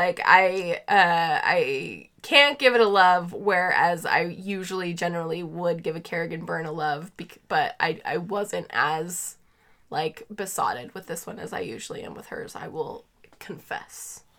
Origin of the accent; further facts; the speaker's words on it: Australia; I'm Australian, so the cursing barely registered for me.